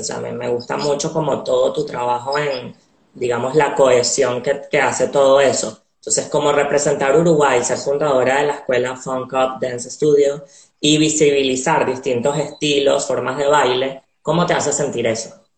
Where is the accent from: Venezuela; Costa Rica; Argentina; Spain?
Venezuela; nací en Venezuela